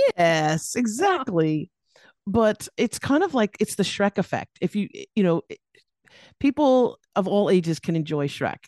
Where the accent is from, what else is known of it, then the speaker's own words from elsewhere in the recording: Los Angeles, California, United States; moved away as an adult; now in Australia; I'm here in Australia now, and I, but I was born and raised in California, Los Angeles